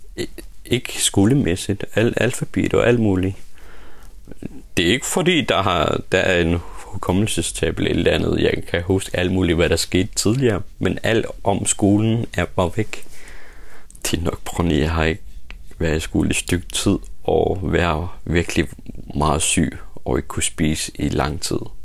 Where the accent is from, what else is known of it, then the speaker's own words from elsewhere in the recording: Uummannaq, Greenland; also born or lived in Nuuk; Jeg er født i Umanach, min hjemby, Lilleby